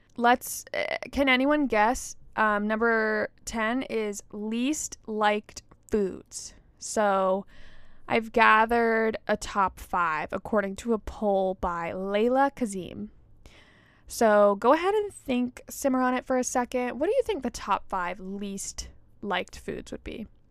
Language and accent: English; Georgia, United States; growing up in Georgia, like there's Stone Mountain